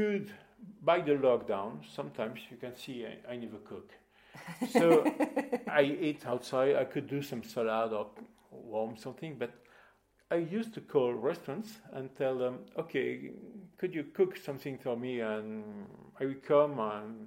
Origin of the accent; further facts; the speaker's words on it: Bordeaux, Nouvelle-Aquitaine, France; English is a second language; moved away as an adult; also born or lived in Africa; now in Lucca, Italy; I was born in Bordeaux, and I lived in Bordeaux till 1997